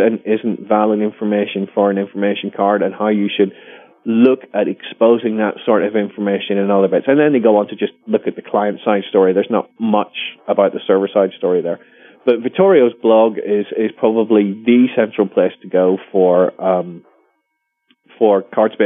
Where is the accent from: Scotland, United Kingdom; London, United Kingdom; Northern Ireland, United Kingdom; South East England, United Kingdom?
Northern Ireland, United Kingdom; I'm actually Northern Irish. So in Northern Ireland, Gaelic isn't, or certainly wasn't taught when I was growing up